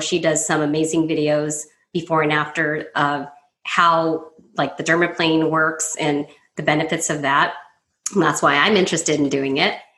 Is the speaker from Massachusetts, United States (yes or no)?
no; Southern California, United States; now in Las Vegas, United States; I grew up in Southern California as well.